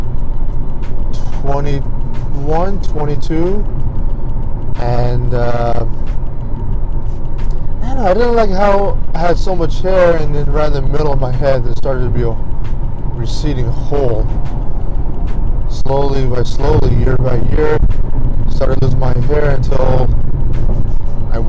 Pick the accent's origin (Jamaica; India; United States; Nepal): India; I'm Indian